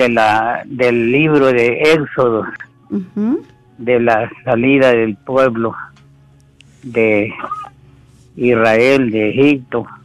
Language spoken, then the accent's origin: Spanish; El Salvador; now in United States; yo soy del Salvador, este, y estoy ahora aquí en los Estados Unidos.